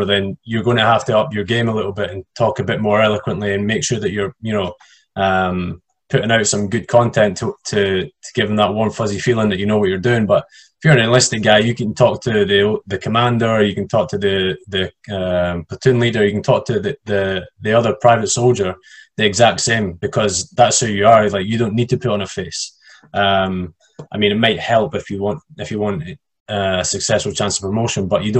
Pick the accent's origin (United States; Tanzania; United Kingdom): United Kingdom; I'm a Brit